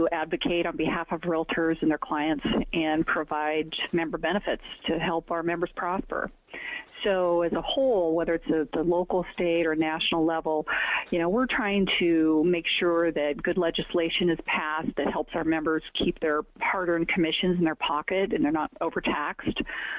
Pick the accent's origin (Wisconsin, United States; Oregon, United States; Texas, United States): Oregon, United States; also born or lived in Washington; now in Arizona, United States; I had not lived outside the Northwest, except for a very short stint in Palo Alto. I was born in Washington and then moved to Oregon when I was three. And we moved around a bit, so I saw a lot of Oregon.